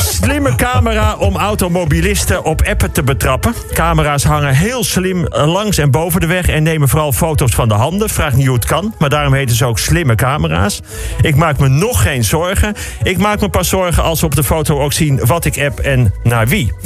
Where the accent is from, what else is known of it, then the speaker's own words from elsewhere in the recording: Amsterdam, North Holland, Netherlands; kom ik uit Amsterdam.